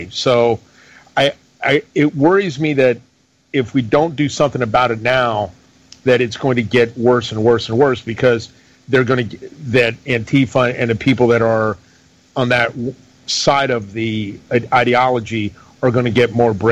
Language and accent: English; Greece; born there; moved away; I was born in Greece, and we came over here. My dad and I came over here under the junta.